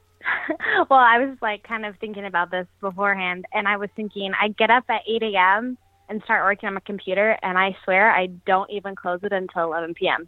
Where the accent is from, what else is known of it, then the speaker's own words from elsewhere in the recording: Las Vegas, Nevada, United States; moved away as an adult; now in San Francisco, United States; I'm originally from Las Vegas, born and raised